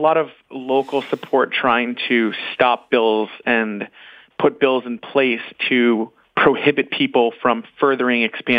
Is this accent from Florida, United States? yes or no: yes; Florida, United States; now in Fort Lauderdale, United States; I'm from Florida